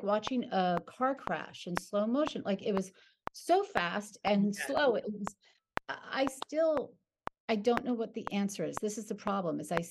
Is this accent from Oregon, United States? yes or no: yes; Oregon, United States; now in Southern California, United States; I grew up in Oregon. I live in Southern California